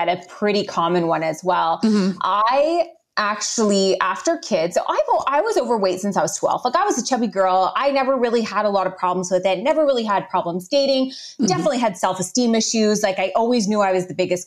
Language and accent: English; Guelph, Ontario, Canada; we moved back home, back into my hometown of Guelph, Ontario, Canada